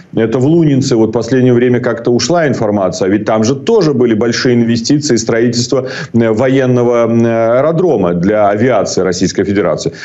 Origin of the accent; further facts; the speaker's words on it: Belarus; Как белорус